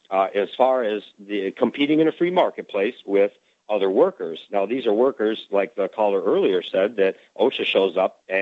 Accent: Detroit, Michigan, United States; I was raised in Detroit. My father was UAW for 32 years, and so raised very Democrat.

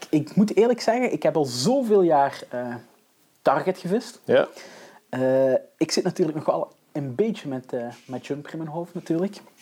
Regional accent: Belgium; zelf als Belg zijnde

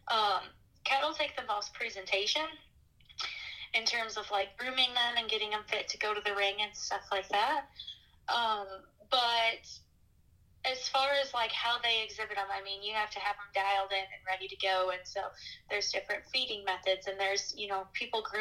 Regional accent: East Lansing, Michigan, United States; moved away as an adult; now in eastern Iowa, United States; I'm originally from East Lansing, Michigan. Grew up on a cattle operation outside of town there

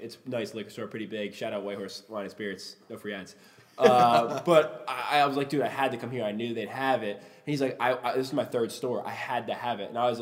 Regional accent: New Jersey, United States; I'm from South Jersey.

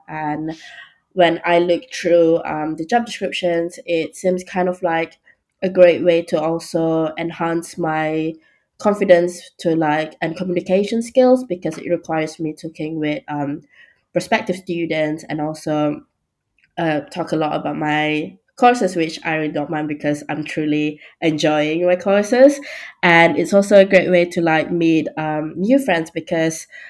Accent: Malaysia; moved away as an adult; also born or lived in Bournemouth, United Kingdom; now in London, United Kingdom; I'm from Malaysia, and fun fact, I actually go to the UK for the first time for university

